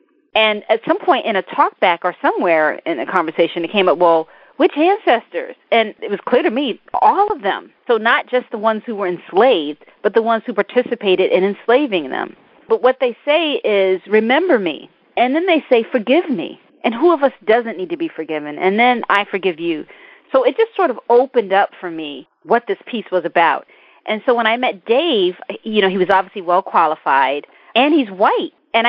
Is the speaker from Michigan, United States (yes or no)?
no; Mississippi, United States; born there; I'm African American, and I was born in the Deep South. I was born in Mississippi.